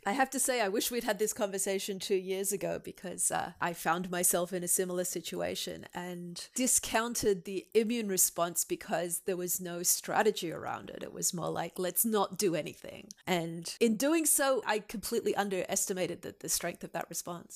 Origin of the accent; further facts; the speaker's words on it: Australia; moved away; being Australian and having a humanities rather than a technical background